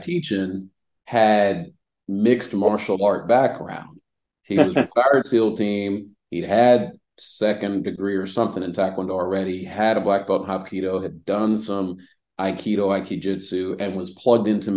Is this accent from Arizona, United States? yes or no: no; Reston, Virginia, United States; also born or lived in Washington, D.C.; now in Atlanta, United States; I'm from Reston, Virginia, was born in Washington, D.C. Once my dad got out of the military, we moved to Virginia, which is just Northern Virginia